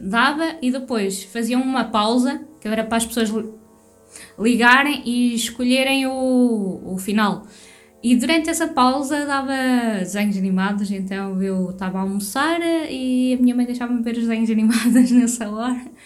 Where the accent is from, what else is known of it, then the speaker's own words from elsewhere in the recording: Portugal; Eu sou portuguesa.